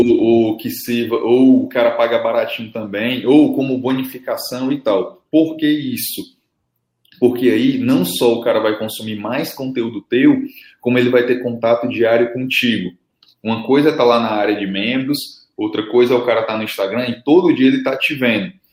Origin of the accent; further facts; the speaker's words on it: Fortaleza, Ceará, Brazil; aqui no Ceará, velho, como eu sou de Fortaleza